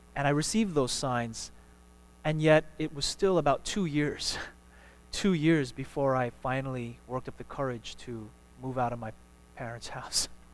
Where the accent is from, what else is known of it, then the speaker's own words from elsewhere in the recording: New York, United States; now in Houston, United States; my hometown in New York